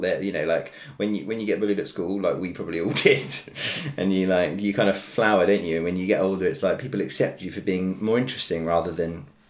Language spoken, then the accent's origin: English; Surrey, South East England, United Kingdom; I grew up in Surrey